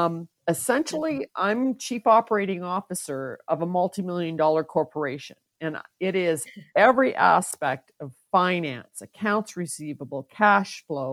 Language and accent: English; Canada; also born or lived in Val-d'Or, Quebec; Originally, I'm Canadian, born in Val-d'Or, Quebec, and lived and moved throughout most of Canada as my dad was military.